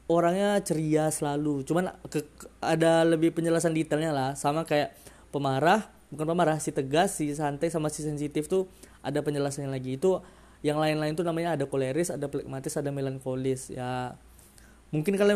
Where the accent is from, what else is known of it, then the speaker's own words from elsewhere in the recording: Sumatra, Indonesia; yang jelas aku Sumatera, dari logat-logat pasti terasa kan Eh, rasa-rasa Sumatera Sumateranya kan ya aku orang Sumatera